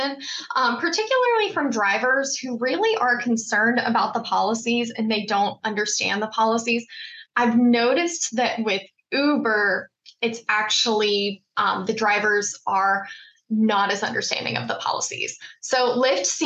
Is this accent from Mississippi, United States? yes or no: yes; Mississippi, United States; now in Maryland, United States; I grew up in Mississippi